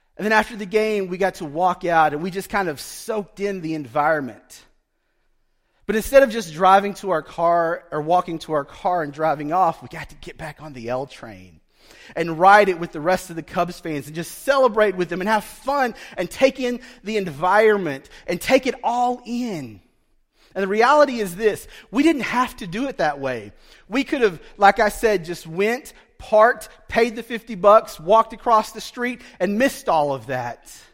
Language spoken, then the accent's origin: English; Broken Bow, Oklahoma, United States; growing up in Broken Bow as a poor Indian kid, a poor Choctaw kid